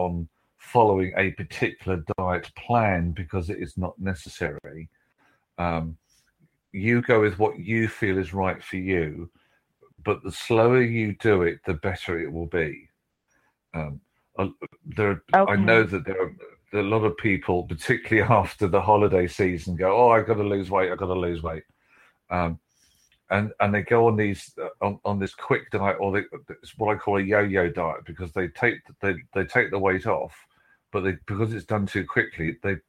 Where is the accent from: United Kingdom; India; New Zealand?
United Kingdom